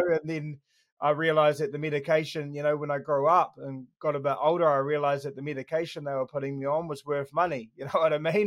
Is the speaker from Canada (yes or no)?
no; Christchurch, Canterbury, New Zealand; I was born in Christchurch, um, Burwood Hospital.